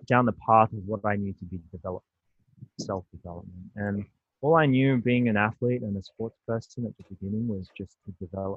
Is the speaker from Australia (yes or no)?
yes; Australia; I was born and raised in Australia